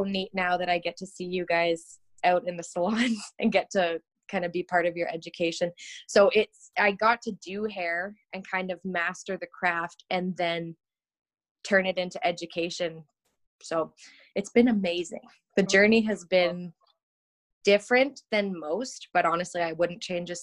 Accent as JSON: {"language": "English", "region": "Ontario", "country": "Canada", "tie": "born or raised there", "moved": "as an adult", "lives_now": "Calgary, Canada", "said": "So I'm from Ontario originally. So in Ontario at the time, you could do something called a youth apprenticeship. So in grade 11, I started going to the salon"}